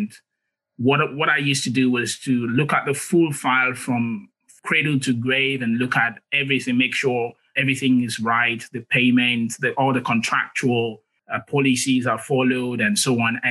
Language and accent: English; Nigeria; moved away as an adult; also born or lived in United Kingdom / Australia; now in Canada; I was born in Africa, in Nigeria specifically. Did my first degree there